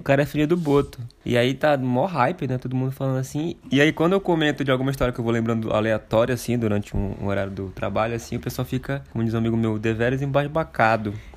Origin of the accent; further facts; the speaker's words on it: Oriximiná, Pará, Brazil; moved away; Eu nasci numa cidade em Oriximiná, que fica oeste do Pará